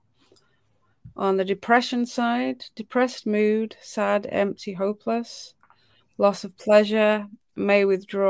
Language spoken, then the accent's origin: English; United Kingdom; I'm British